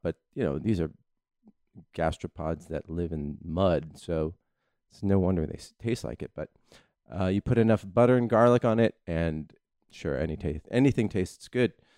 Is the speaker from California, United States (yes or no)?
yes; California, United States; growing up in California